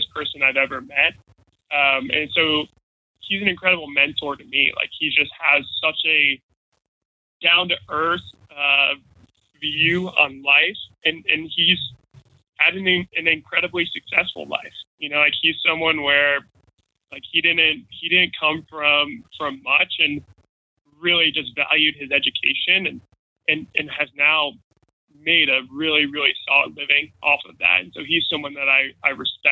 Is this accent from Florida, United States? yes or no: yes; Jacksonville, Florida, United States; also born or lived in Chicago; Tom Coughlin was the head coach of my hometown football team. So he was the head coach of the Jacksonville Jaguars